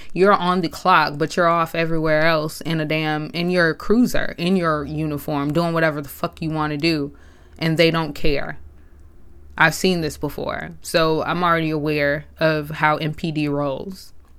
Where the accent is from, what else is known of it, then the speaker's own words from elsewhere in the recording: Memphis, Tennessee, United States; I'm from Memphis, Tennessee.